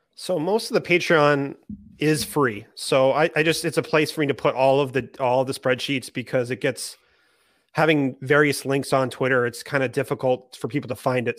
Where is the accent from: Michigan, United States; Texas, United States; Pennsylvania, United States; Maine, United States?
Maine, United States; I'm from Maine